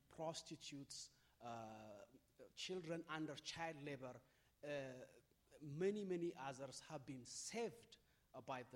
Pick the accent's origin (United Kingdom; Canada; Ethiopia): Ethiopia; I am from Ethiopia.